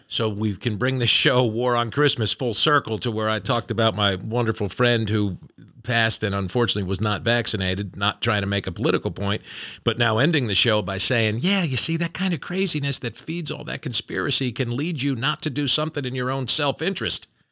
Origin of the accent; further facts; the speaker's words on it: New Jersey, United States; I'm from Jersey. It's like the ball breaking capital of the world.